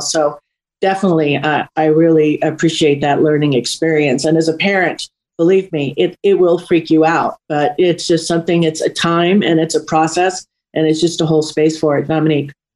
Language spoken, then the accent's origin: English; New York, United States; it was a little bit of more of a rougher age um, area that I grew up in New York